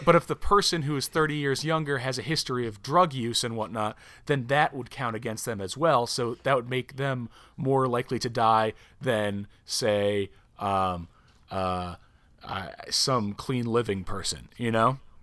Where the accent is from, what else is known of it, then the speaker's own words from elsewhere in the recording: near Albany, Upstate New York, United States; moved away; we're from right near Albany